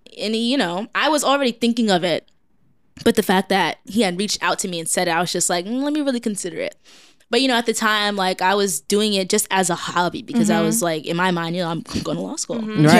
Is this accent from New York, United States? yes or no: yes; New York City, New York, United States; growing up in Brooklyn